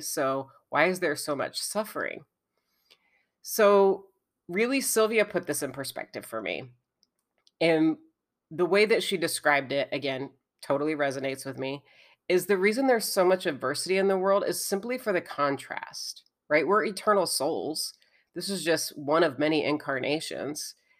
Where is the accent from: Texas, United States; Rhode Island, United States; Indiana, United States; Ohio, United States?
Indiana, United States; I'm from Indiana